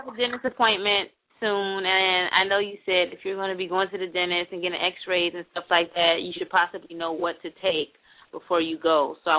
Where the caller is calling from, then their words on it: Miami, Florida, United States; I'm calling from Miami